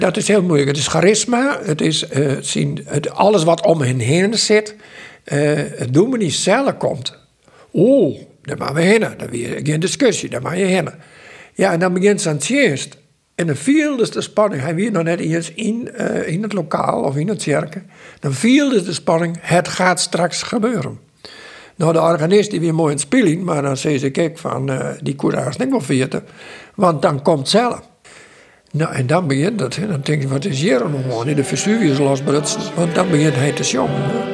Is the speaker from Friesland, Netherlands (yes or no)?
yes; Sexbierum, Friesland, Netherlands; ik kom uit Sijsberum